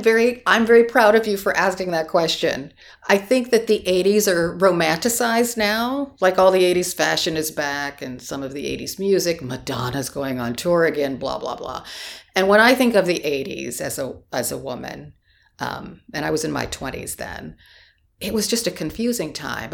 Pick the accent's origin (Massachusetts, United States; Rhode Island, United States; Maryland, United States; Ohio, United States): Ohio, United States; Canton; moved away; I'm from Canton, Ohio